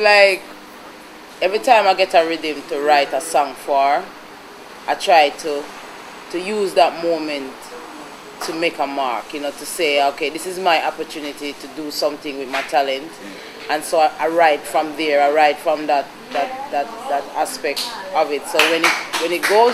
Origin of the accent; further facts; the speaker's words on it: Jamaica; also born or lived in Spanish Town, St. Catherine; I was born in Spanish Town and raised between St. Mary and Montego Bay